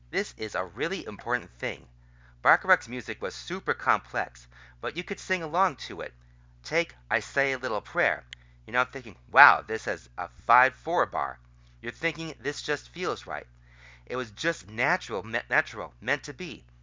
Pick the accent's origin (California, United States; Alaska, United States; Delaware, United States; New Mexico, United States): California, United States; Los Angeles; These are the songs I grew up with. I grew up in LA in the Valley when Top 40 radio was really Top 40.